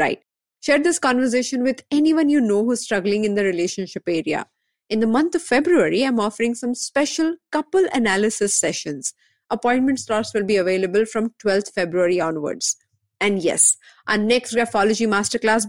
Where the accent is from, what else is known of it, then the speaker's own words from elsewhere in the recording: Mumbai, Maharashtra, India; I'm born and brought up in Bombay.